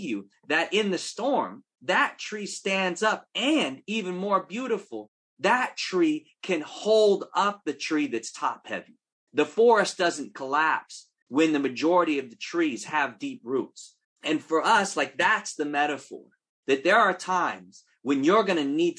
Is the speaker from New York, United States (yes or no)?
no; Oakland, California, United States; if we're from Oakland